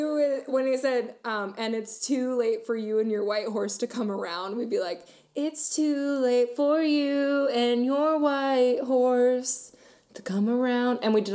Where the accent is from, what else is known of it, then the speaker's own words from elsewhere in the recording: Maryland, United States; I'm a country queen when I grew up in Maryland, we lived in the most country county of Maryland.